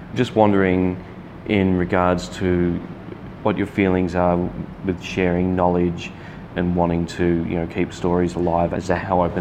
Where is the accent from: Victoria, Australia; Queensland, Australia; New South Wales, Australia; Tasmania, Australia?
New South Wales, Australia; Sydney; moved away as an adult; now in Melbourne, Australia; I'm born and raised in Sydney